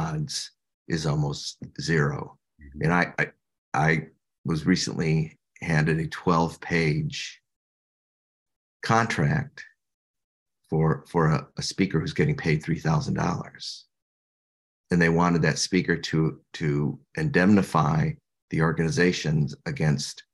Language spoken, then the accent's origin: English; Illinois, United States; I'm from Illinois